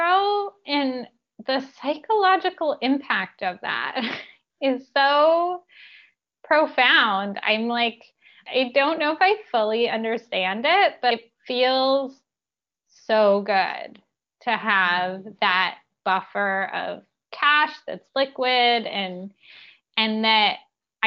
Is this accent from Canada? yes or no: yes; Canada; I grew up in Canada